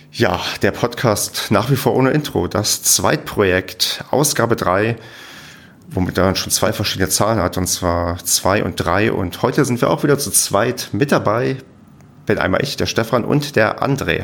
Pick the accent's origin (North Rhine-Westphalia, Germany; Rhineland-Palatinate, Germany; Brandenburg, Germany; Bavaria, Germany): Brandenburg, Germany; near Werder; now in Paderborn, Germany; da wo ich herkomme, gibt es zumindest in der Nähe die, es gibt irgendein so komisches Weinfest